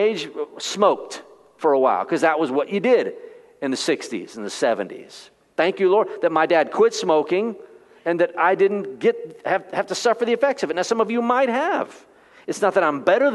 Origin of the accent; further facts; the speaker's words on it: Texas, United States; I was born in Texas